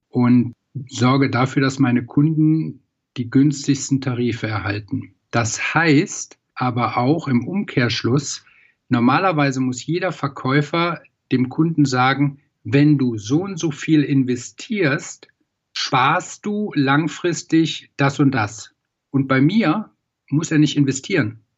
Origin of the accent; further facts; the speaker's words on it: Troisdorf, North Rhine-Westphalia, Germany; Ich komme aus Troisdorf, das ist im Rheinland, genau zwischen Bonn und Köln